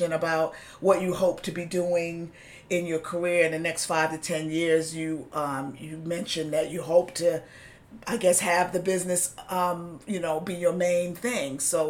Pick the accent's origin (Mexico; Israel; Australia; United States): United States; New York City, New York; growing up in New York City, going to the local bakery